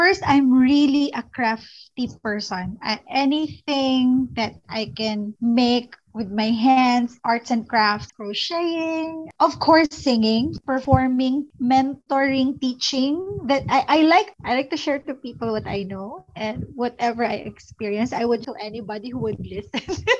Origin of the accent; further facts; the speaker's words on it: Manila, Metro Manila, Philippines; moved away as an adult; also born or lived in Singapore; now in Cebu, Philippines; I just came here in Cebu from Singapore. I was trying to connect with other moms here in Cebu because I'm originally from Manila.